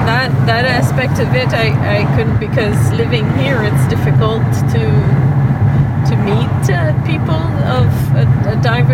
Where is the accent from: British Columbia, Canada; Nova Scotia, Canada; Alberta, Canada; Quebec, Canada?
Quebec, Canada; Cap-Rouge; also born or lived in Ontario, Canada; now in Northern Ontario, Canada; But I grew up In Cap Rouge, Quebec.